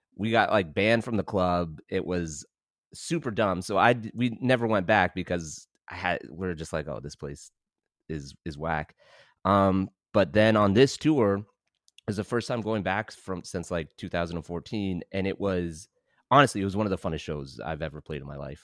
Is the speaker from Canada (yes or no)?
yes; London, Ontario, Canada; now in Hamilton, Canada; I grew up in London.